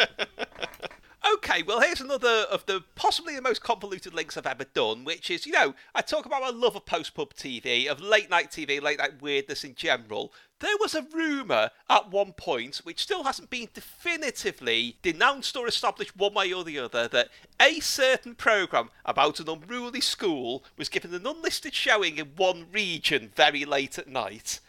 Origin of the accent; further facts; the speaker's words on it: Liverpool, North West England, United Kingdom; my hometown